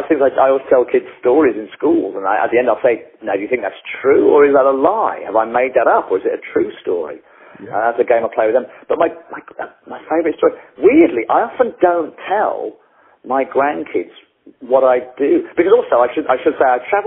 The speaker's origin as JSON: {"language": "English", "region": "England", "country": "United Kingdom", "said": "I'm English"}